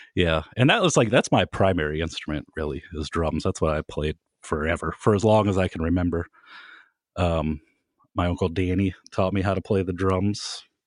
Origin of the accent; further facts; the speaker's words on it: Kent, Ohio, United States; I was from Kent